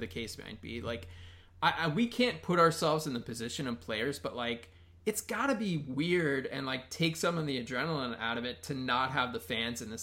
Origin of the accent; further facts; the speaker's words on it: United States; I grew up outside of Washington, D.C.